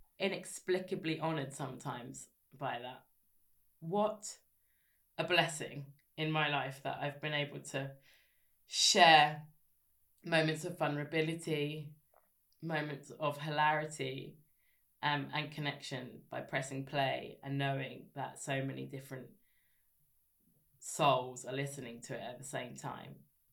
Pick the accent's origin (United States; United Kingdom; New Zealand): United Kingdom; Scotland; I'm Scottish, and as well as many things.